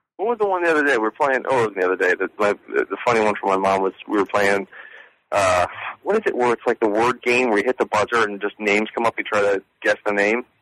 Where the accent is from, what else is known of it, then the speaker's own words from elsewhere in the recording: Sarasota, Florida, United States; I'm from Sarasota, which is basically where Cougar Town is on that map